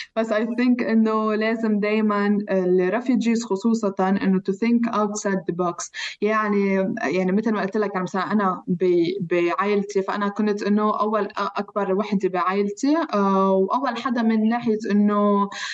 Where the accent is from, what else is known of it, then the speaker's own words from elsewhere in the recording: Lebanon; accent: Palestinian; moved away as an adult; also born or lived in London; now in Geneva, Switzerland; انا لاجئه فلسطينيه من لبنان